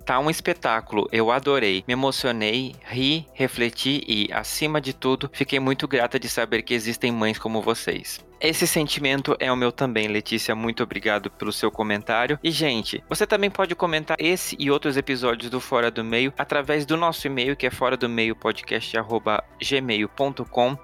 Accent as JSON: {"language": "Portuguese", "town": "Blumenau", "region": "Santa Catarina", "country": "Brazil", "tie": "born or raised there", "also_born_or_lived": "Porto Alegre", "moved": "yes", "said": "Blumenau, minha cidade natal"}